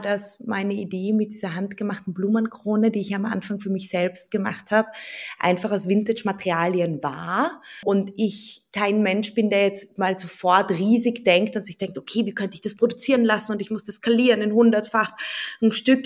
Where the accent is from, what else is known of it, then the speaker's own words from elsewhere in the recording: Vienna, Austria; also born or lived in Berlin; ich bin Wienerin